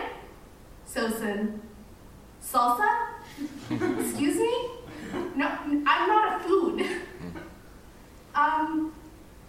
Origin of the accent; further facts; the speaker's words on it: Kingston, Ontario, Canada; first language Arabic; I wasn't foreign. I was born in Kingston